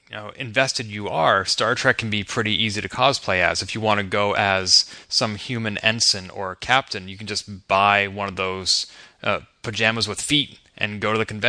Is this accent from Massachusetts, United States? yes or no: yes; Boston, Massachusetts, United States; my hometown of Boston